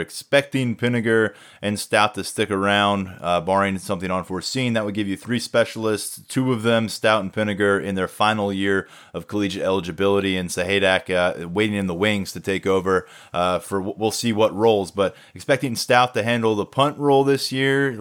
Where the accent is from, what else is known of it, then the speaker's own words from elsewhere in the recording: New Jersey, United States; now in State College, United States; I can get to Canada from State College quicker than I can get to my hometown in South Jersey